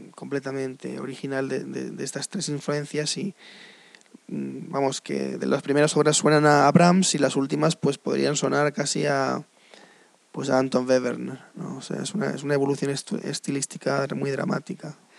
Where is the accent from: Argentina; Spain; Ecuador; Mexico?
Spain; moved away; also born or lived in United States; ante todo soy español, claro. Pero mm, he vivido en Estados Unidos casi 20 años de mi vida.